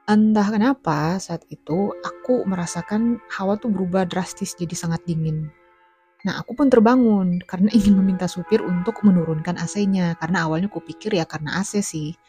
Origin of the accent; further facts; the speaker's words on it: South Kalimantan, Indonesia; Karena Kalsel itu kan kampung halamanku, jadi ya pas lagi tuh.